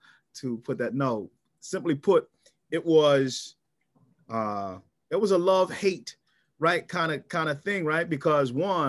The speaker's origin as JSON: {"language": "English", "town": "Philadelphia", "region": "Pennsylvania", "country": "United States", "tie": "born or raised there", "also_born_or_lived": "Tennessee", "moved": "as an adult", "said": "born and raised in North Philadelphia, coming out of North Philadelphia"}